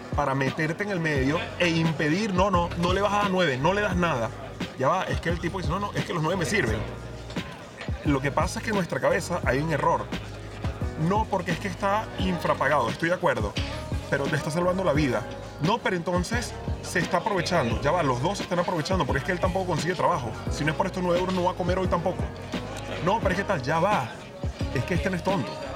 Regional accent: Venezuela; now in Spain; yo ya eh, como venezolano, con más de la mitad de mi vida fuera de, Venezuela, porque yo llevo ya más años vivido fuera de Venezuela que dentro de Venezuela

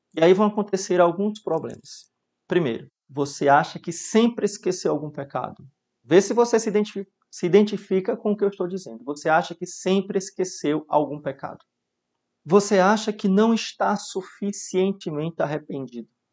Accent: Mossoró, Rio Grande do Norte, Brazil; Na minha infância vivi em Mossoró

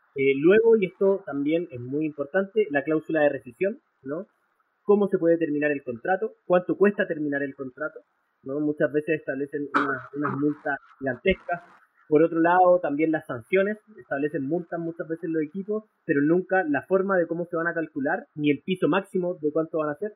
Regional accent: Chile; soy de Chile, estudié Derecho en la Universidad Adolfo Ibáñez

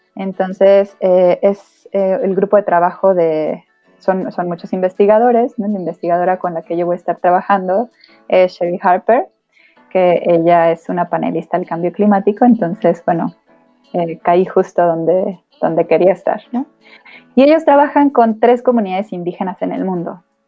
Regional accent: State of Mexico, Mexico; yo soy del Estado de México, entonces yo comencé mi vida scout en el grupo 87 en Aucalpan, en el Cerro de Moctezuma

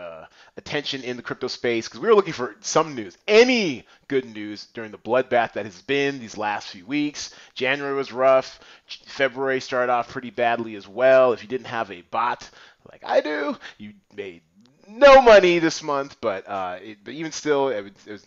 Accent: United States; as an American

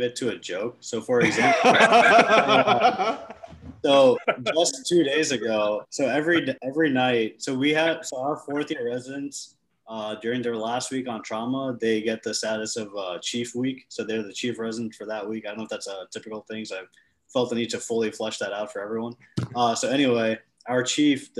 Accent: New York, United States; I'm from New York

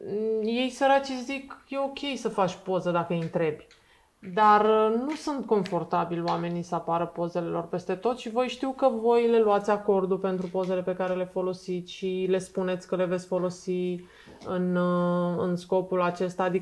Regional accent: Romania; Noi ca români, da.

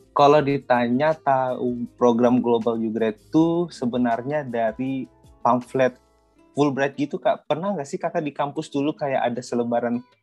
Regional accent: Manokwari, West Papua, Indonesia; saya asli orang Toraja, tapi saya besarnya di Papua tepatnya di Kota Manokwari, Provinsi Papua Barat.

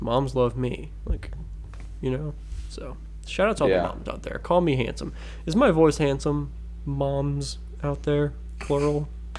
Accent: Cincinnati, Ohio, United States; Two boys born and raised in Cincinnati, Ohio, who are now grown men doing things on the internet for the sake of comedy.

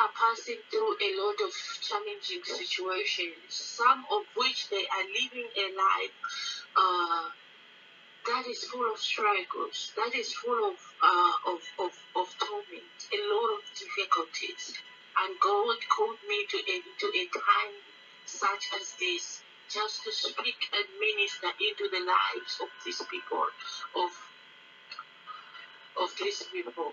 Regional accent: Zambia; now in Pretoria, South Africa; from Pretoria, South Africa, and originally Zambia

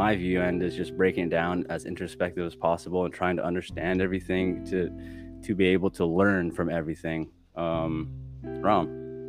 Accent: United States; moved away as an adult; also born or lived in Philippines; I'm just from the Philippines, or well, my family is. I grew up in America for 18 years or so, and I was asked to leave by stipulation of the U.S. government, and so then I went to an international school in the Philippines

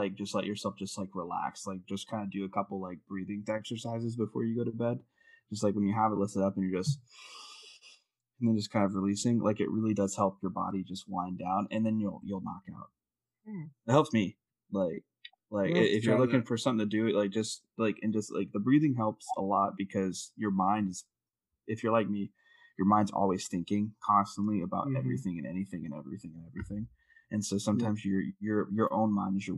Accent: Texas, United States; I'm from Texas

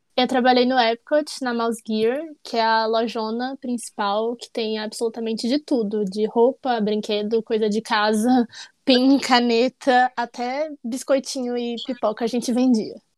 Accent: Brasília, Federal District, Brazil; eu sou de Brasília

